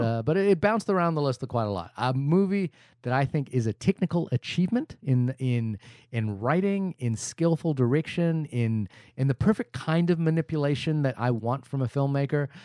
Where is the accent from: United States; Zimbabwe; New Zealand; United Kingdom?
New Zealand; as a New Zealander